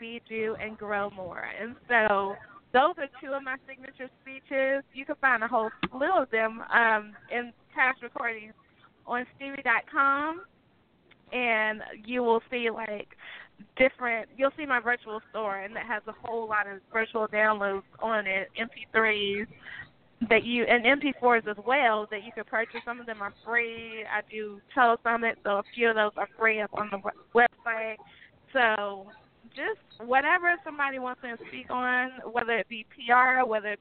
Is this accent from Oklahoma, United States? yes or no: no; Greensboro, North Carolina, United States; Greensboro, North Carolina, my hometown